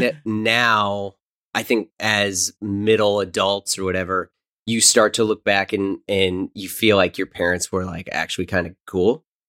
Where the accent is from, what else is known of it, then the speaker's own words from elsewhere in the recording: St. Louis, Missouri, United States; moved away; also born or lived in New York; I'm originally from Saint Louis